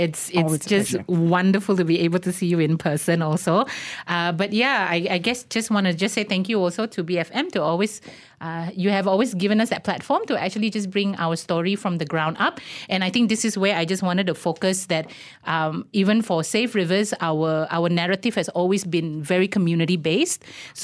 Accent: Baram, Sarawak, Malaysia; So first and foremost, I am Indigenous as well. I come from Baram.

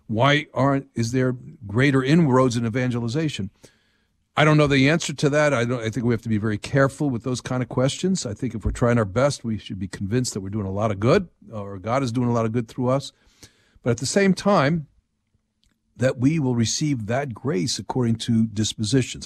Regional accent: New Jersey, United States; moved away; I'm from New Jersey

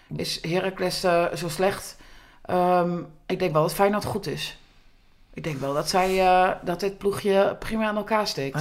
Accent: Groenlo, Gelderland, Netherlands; ik uit Groenlo kom.

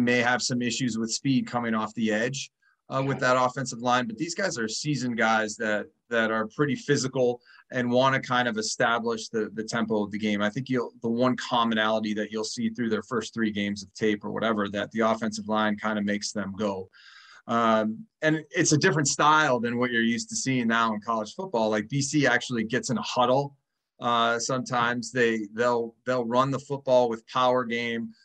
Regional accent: Midwest, United States; now in Boston, United States; I grew up in the Midwest

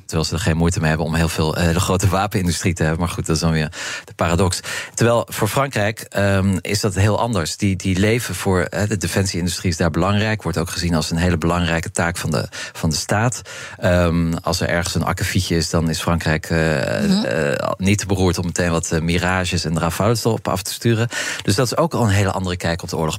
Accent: Netherlands; als Europeanen, als Nederlanders

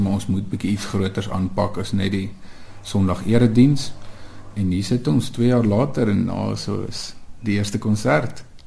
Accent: Free State, South Africa; moved away; also born or lived in Ventersburg / Bloemfontein / Pretoria; ons kom altyd van die Vrystaat af

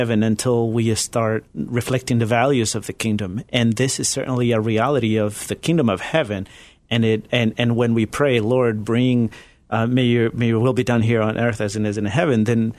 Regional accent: Ecuador; moved away as an adult; also born or lived in Galapagos Islands, Ecuador / Chile; now in United States; I was born in Ecuador, but Chilean father, Ecuadorian mother. And I grew up in different communities around mainland Ecuador. But when I was about 10 years old, we moved to the Galapagos Islands, which is part of Ecuador. And that's where I spent my teenage years

